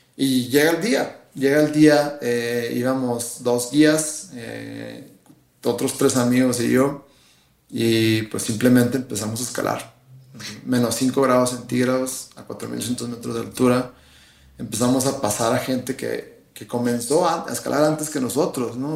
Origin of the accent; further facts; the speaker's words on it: Sonora Desert, Mexico; Yo soy del desierto de Sonora